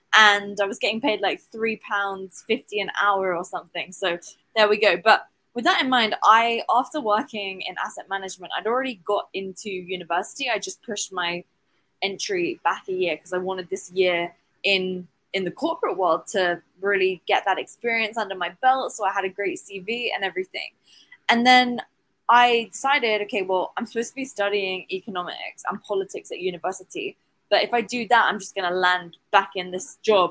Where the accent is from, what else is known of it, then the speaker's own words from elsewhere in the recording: England, United Kingdom; now in Dubai, United Arab Emirates; I'm originally from England in the UK, and I now live in Dubai.